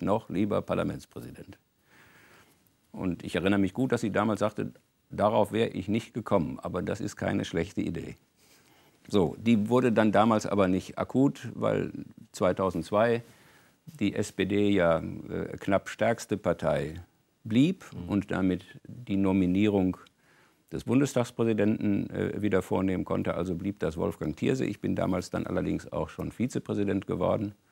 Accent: North Rhine-Westphalia, Germany; insbesondere in meiner Heimatregion Ruhrgebiet, wo der ganze Wechsel von der Montanindustrie in Dienstleistungsbereiche nun seit einiger Zeit das große Thema war

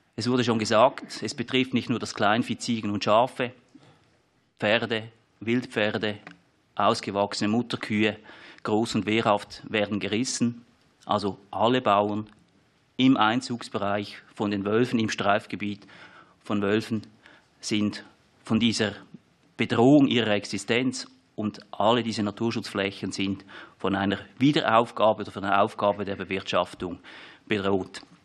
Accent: Switzerland; Sie hören, ich komme aus der Schweiz

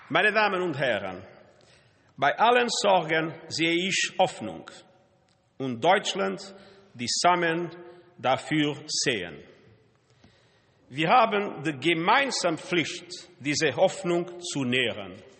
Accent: Portugal; German is a second language; moved away as an adult; in meinem Heimatland Portugal

